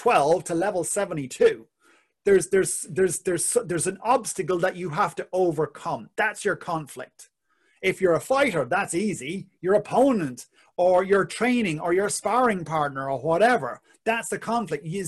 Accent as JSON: {"language": "English", "country": "Ireland", "said": "being Irish"}